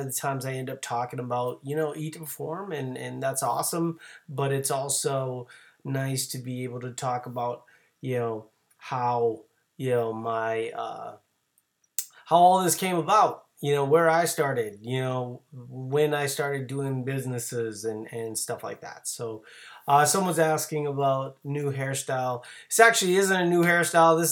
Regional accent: New Orleans, Louisiana, United States; now in Minnesota, United States; I'm originally from New Orleans

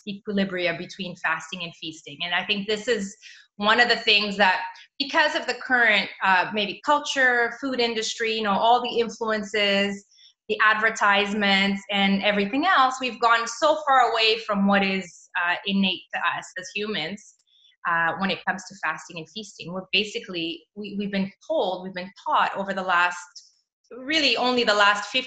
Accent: Mozambique; also born or lived in Toronto, Canada; now in Europe; I moved back to my home country, which is in Mozambique, Southern Africa

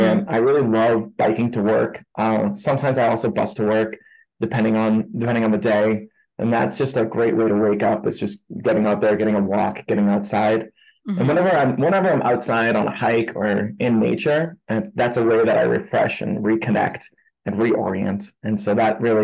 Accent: Boston, Massachusetts, United States; also born or lived in New York City; now in Salt Lake City, United States; I originally grew up in Boston, Massachusetts

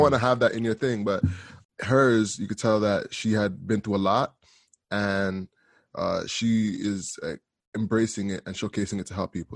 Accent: Canada; also born or lived in Jamaica; I'm from Canada, um, through Jamaica

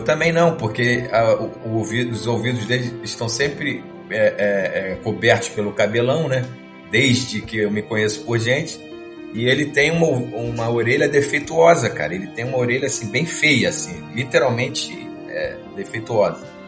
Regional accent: Rio de Janeiro, Brazil; sou carioca

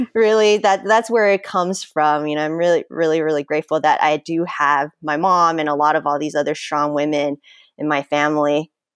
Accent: United States; growing up in American culture

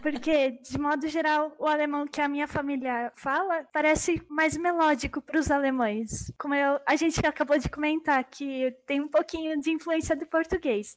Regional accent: São Paulo, Brazil; first language German; eu nasci aqui no Brasil

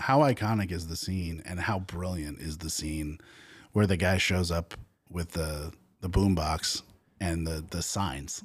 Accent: New England, United States; moved away as an adult; I grew up in New England

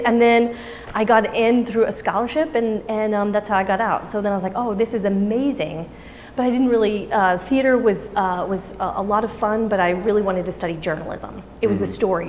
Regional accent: Amarillo, Texas, United States; In Amarillo, Texas.

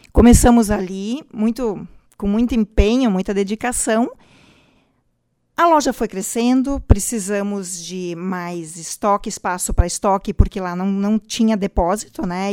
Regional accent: Vale do Taquari, Rio Grande do Sul, Brazil; also born or lived in Venâncio Aires; Nós somos do Vale do Taquari

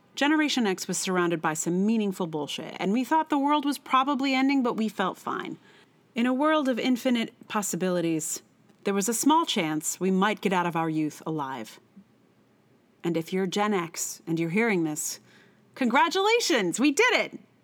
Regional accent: Charlottesville, Virginia, United States; I'm from Charlottesville

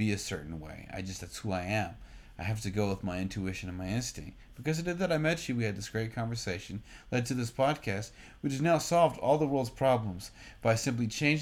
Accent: Austin, Texas, United States; my hometown, Austin, motherfucking Texas

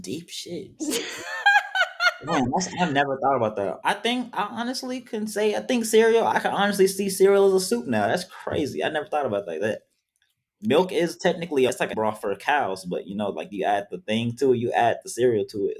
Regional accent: Powder Springs, Georgia, United States; I was raised in Powder Springs, Georgia

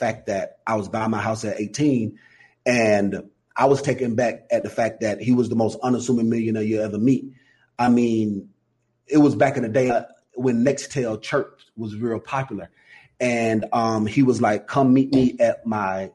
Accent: Atlanta, Georgia, United States; So I'm from Atlanta, Georgia, Vine City, to be exact.

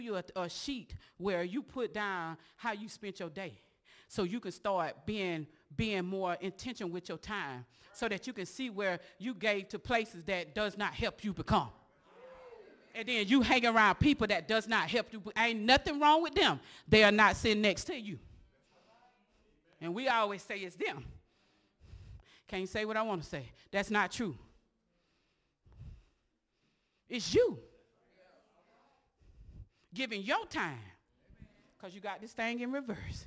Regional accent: Osceola, United States; from Osceola

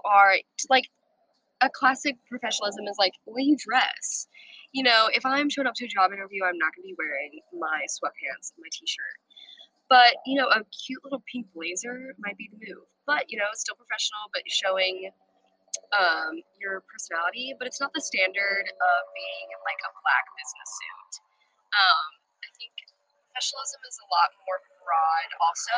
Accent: Birmingham, Alabama, United States; also born or lived in San Antonio, Texas; I'm from Birmingham, Alabama. Born in San Antonio, Texas, raised in Birmingham, Alabama

